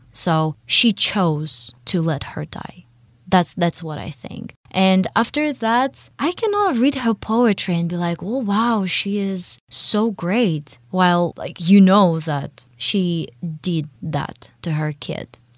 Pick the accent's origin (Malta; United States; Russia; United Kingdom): Russia; accent: Russian; English is a second language; my Russian accent